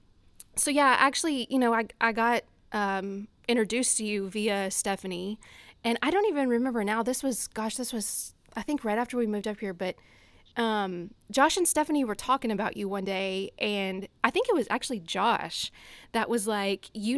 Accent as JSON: {"language": "English", "region": "Louisiana", "country": "United States", "accent": "country accent", "moved": "as an adult", "lives_now": "Boston, United States", "said": "So originally from Louisiana, pretty much as far south as you can get."}